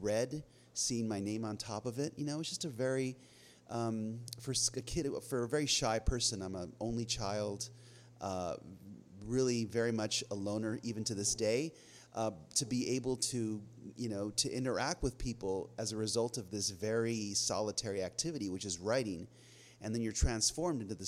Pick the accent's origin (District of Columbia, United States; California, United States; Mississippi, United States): California, United States; Los Angeles; to be able to write and be published in my hometown, you know, my dad, Guatemalan immigrant, used to deliver the LA Times when I was a kid